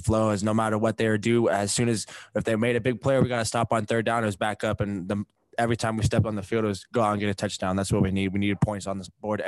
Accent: Provo, Utah, United States; moved away; being able to come back to my hometown, right where I grew up. I grew up right next to Kiwanis Park in the Tree Street. So I've been in BYU's backyard for a long time

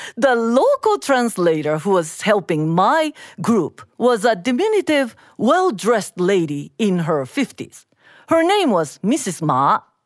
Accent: Japan; I am Japanese

